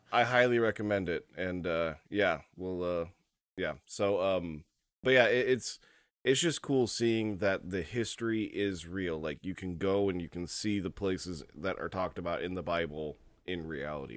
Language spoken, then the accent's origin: English; United States; as an American, you know, Gentile Christian